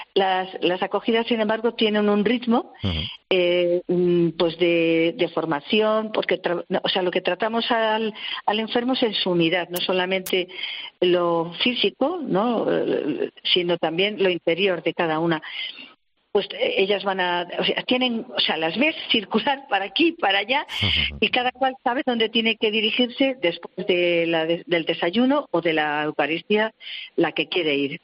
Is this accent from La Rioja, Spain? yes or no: yes; Logroño, La Rioja, Spain; now in Madrid, Spain; Yo soy de Logroño